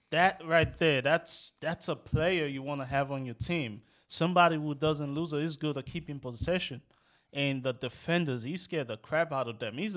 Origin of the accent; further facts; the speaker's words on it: Rosedale, New York, United States; Like I live, you know, I'm from Rosedale.